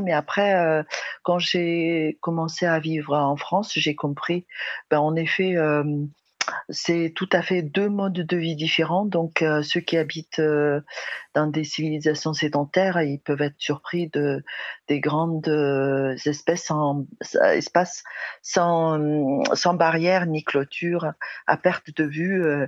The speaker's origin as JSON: {"language": "French", "country": "Mongolia", "said": "chez nous en Mongolie"}